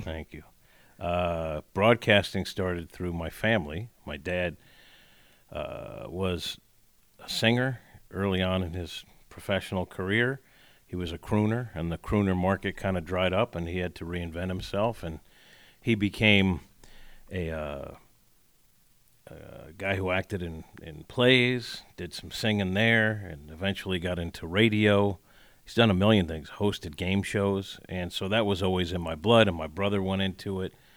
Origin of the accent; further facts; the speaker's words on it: near Spring Valley, New York, United States; moved away; I ended up getting a job in my, in my hometown or next to my hometown in Spring Valley doing news